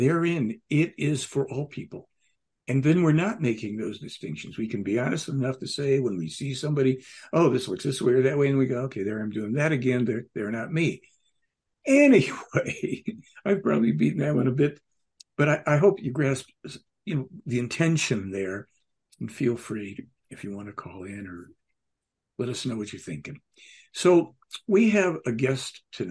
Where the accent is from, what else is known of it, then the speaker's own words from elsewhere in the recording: Chicago, Illinois, United States; moved away; I grew up in Chicago